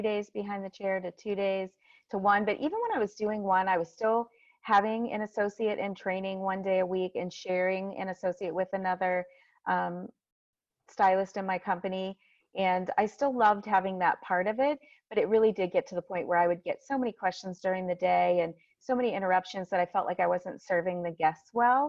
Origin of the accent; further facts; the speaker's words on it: Massillon, Ohio, United States; I'm from Massillon, Ohio, which is just a tiny town about an hour south of Cleveland, Ohio